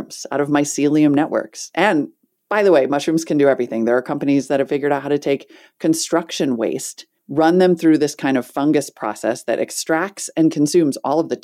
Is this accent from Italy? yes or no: no; Montana, United States; I grew up in Montana